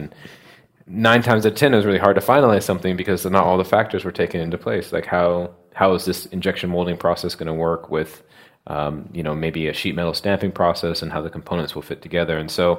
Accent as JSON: {"language": "English", "country": "United States", "moved": "as an adult", "lives_now": "London, United Kingdom", "said": "So we both were from the United States. I'm from the United States."}